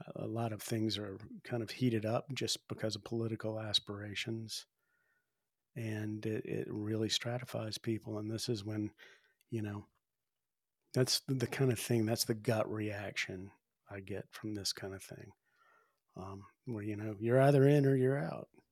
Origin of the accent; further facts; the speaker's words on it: the South, United States; now in Spearfish, United States; I grew up in the South